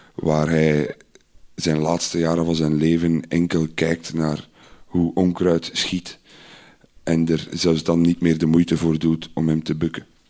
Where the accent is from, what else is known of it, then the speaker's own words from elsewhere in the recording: Idegem, Flanders, Belgium; ik ben opgegroeid in Idergem.